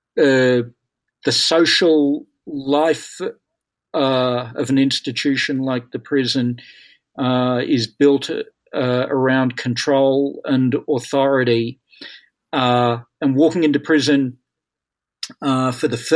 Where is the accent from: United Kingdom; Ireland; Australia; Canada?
Australia; moved away as an adult; now in United States; I'm Australian, and I came to the United States more than 30 years ago now